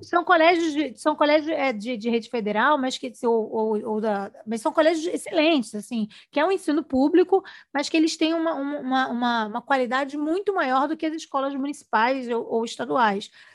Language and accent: Portuguese; Rio de Janeiro, Brazil; Eu sou do Rio